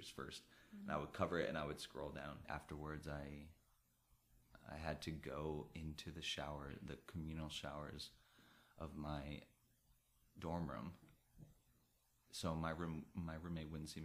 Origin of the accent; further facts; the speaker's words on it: New Jersey, United States; moved away as an adult; also born or lived in Florida / Colorado; now in New York City, United States; I grew up in New Jersey